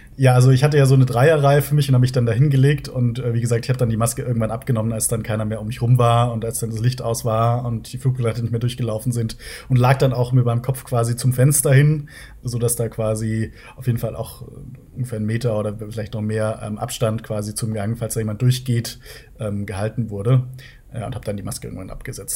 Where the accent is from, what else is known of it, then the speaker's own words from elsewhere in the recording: near Munich, Bavaria, Germany; Ich komme aus der Nähe von München